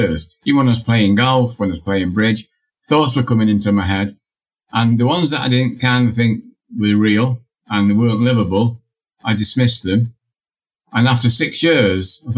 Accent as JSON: {"language": "English", "town": "Manchester", "region": "North West England", "country": "United Kingdom", "tie": "born or raised there", "said": "I grew up in Manchester, England, in a corner row house with no running hot water."}